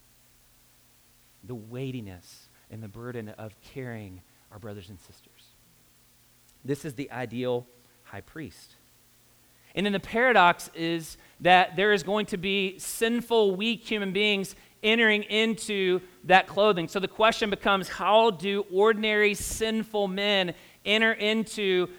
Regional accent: Kentucky, United States; now in Indianapolis, United States; I'm a redneck from Kentucky

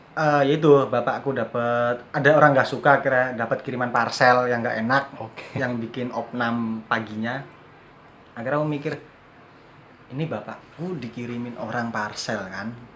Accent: Wonosari, Special Region of Yogyakarta, Indonesia; also born or lived in Cirebon, West Java; lahir di Cirebon Jawa Barat dari SD kelas 5 pindah ke Wonosari

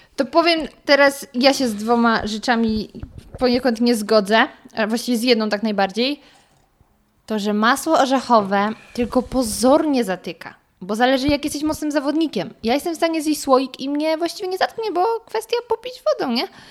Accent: near Wrocław, Lower Silesian Voivodeship, Poland; pochodzę z okolic Wrocławia

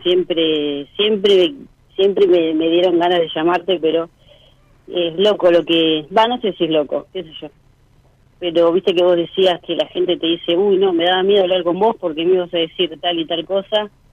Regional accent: Pilar, Buenos Aires Province, Argentina; Pilar, Buenos Aires

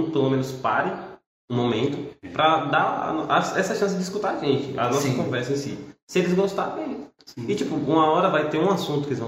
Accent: São Paulo, Brazil; now in Central, Brazil; Eu sou de São Paulo, aí eu vim pra cá.

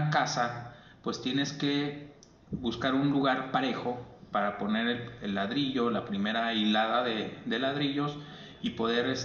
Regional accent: Mexico; porque soy mexicano.

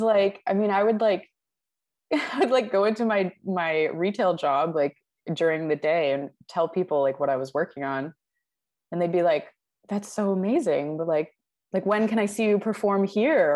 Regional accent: Vancouver, British Columbia, Canada; also born or lived in Toronto; I'm from Vancouver, but all of my like university connections and friendships are mostly based in Toronto

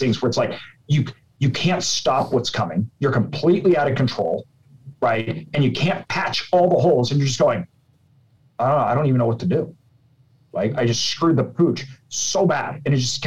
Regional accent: Idaho, United States; I'm from Idaho.

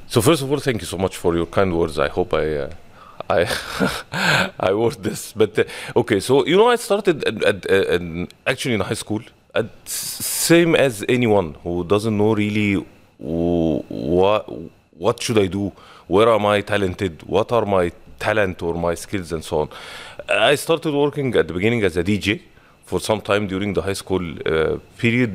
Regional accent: Egypt; moved away as an adult; now in Dubai, United Arab Emirates; Originally, I'm from Egypt.

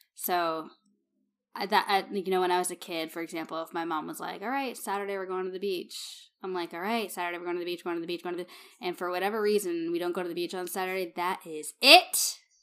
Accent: Massachusetts, United States; moved away; I'm from Massachusetts

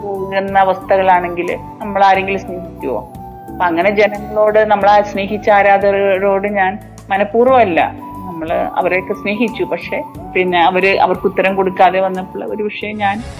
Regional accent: Kerala, India; moved away

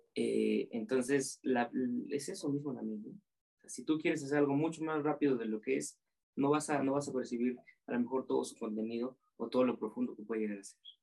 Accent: Oaxaca, Mexico; yo siendo oaxaqueño

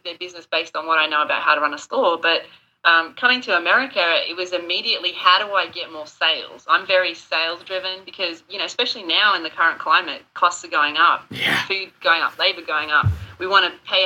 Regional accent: Australia; moved away as an adult; also born or lived in United Kingdom; now in South Carolina, United States; I've dealt with a lot of natural disasters growing up in Australia, cyclones and all that kind of stuff

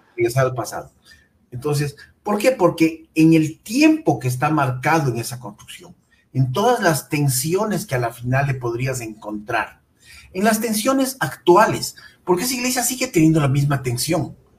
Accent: Quito, Pichincha, Ecuador; el patrimonio industrial de nuestra ciudad es escaso

